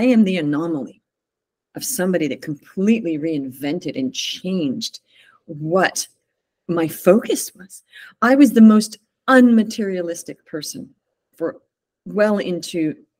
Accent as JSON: {"language": "English", "country": "United States", "tie": "born there", "said": "So I moved back to the States. I was born"}